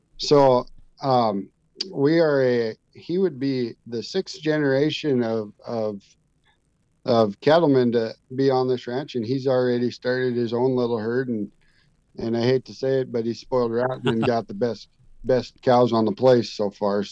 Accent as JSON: {"language": "English", "region": "Minnesota", "country": "United States", "tie": "born or raised there", "moved": "yes", "lives_now": "New Salem, United States", "said": "I grew up actually in Minnesota and moved out west"}